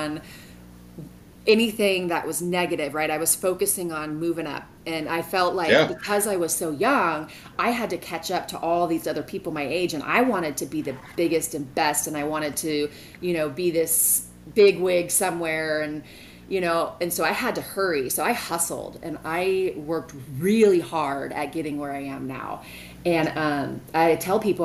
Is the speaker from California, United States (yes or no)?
yes; Vacaville, California, United States; also born or lived in Sacramento; I grew up in Vacaville. Well, for the most part.